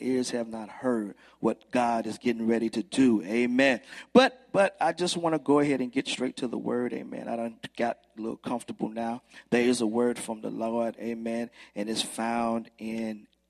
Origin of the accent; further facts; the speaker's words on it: Brunswick, Georgia, United States; moved away as an adult; now in Newnan, United States; I'm originally from Brunswick, Georgia